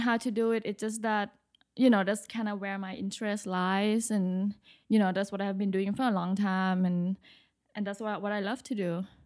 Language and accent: English; Bangkok, Thailand; moved away as an adult; now in New York, United States; I'm originally from Bangkok, Thailand. I moved to New York for school.